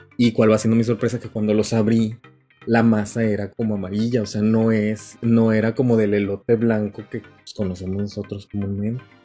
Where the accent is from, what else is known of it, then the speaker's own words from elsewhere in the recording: Mexico; now in Japan; Como mexicano en Japón